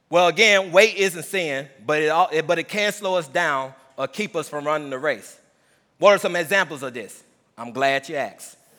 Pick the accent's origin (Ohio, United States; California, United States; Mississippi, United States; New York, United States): Mississippi, United States; moved away as an adult; also born or lived in Ellsbury; growing up in Mississippi, the twenty years